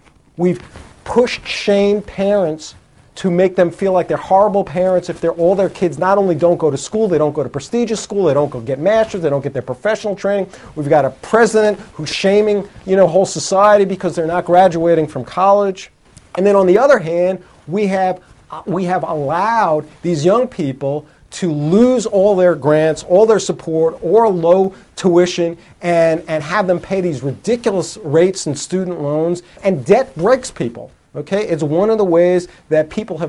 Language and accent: English; United States; when I was growing up in America here